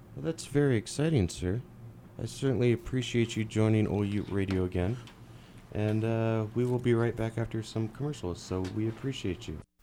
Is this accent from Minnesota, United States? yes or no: no; California, United States; now in Salt Lake City, United States; I grew up in California, in the nineties